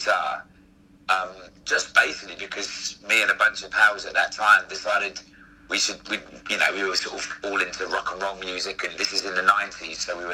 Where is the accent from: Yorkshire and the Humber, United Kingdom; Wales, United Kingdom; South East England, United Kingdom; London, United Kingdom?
London, United Kingdom; I was very lucky in the school that I grew up in Camden